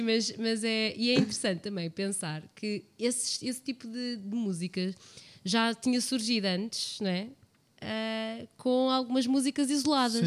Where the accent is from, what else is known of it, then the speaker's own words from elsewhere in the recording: Portugal; eles somos portugueses todos